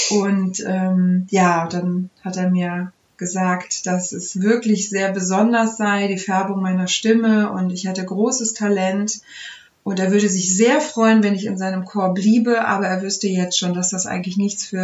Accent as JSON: {"language": "German", "country": "Turkey", "lives_now": "Germany", "said": "Und ich war so weit weg von einem musikalischen Umfeld, dass ich als Türkin dachte, in Deutschland gibt es nur Kirchenchöre, äh, bei denen ich mich bewerben kann."}